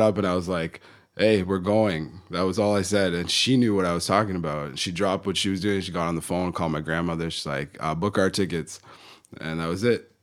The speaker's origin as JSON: {"language": "English", "town": "Kitchener", "region": "Ontario", "country": "Canada", "tie": "born or raised there", "moved": "as an adult", "lives_now": "Western Canada", "said": "I was born in the Toronto area, uh, just outside of there, a place called Kitchener"}